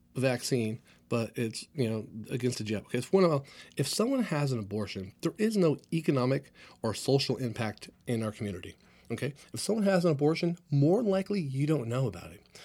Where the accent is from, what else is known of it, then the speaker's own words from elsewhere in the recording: Clovis, California, United States; also born or lived in San Jose, California; my hometown here, Clovis, California